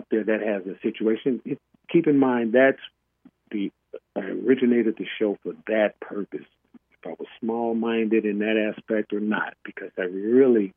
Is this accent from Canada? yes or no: no; Chicago, Illinois, United States; I grew up in Chicago, on the West Side